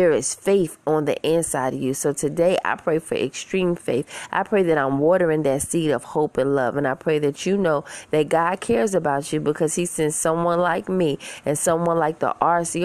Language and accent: English; New York City, New York, United States; I'm from Queens, New York